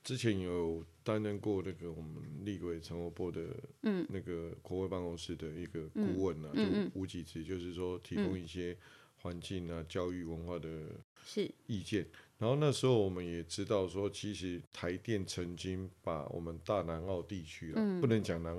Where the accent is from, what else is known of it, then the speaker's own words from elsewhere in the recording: Yilan County, Taiwan; 嗯嗯，那对我们宜兰人来讲，情何以堪？